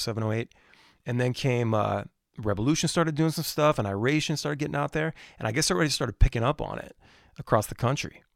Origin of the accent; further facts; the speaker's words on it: Maryland, United States; we're from Maryland